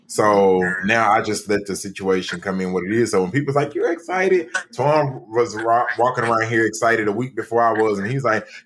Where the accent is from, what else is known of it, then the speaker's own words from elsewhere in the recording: Pimlico, London, United Kingdom; I'm from Pimlico.